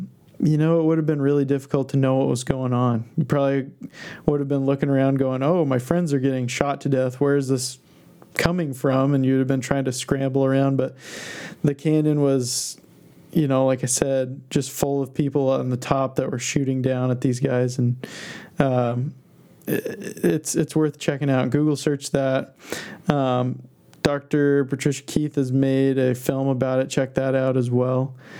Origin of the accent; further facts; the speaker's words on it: Basque Country, Spain; looking around at this weird landscape that's got to be totally different than you've ever seen before growing up in the Basque Country